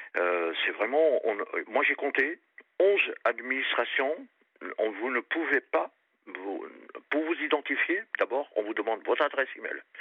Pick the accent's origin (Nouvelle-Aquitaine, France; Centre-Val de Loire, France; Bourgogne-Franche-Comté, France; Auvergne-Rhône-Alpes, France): Nouvelle-Aquitaine, France; Périgord; moved away; je suis parti dans ma région d'origine, Périgord